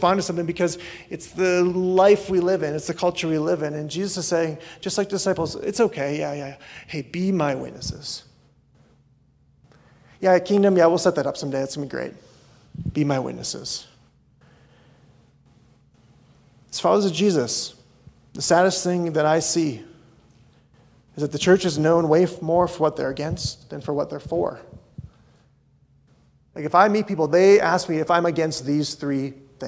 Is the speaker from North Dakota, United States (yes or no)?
yes; North Dakota, United States; moved away; I grew up in North Dakota.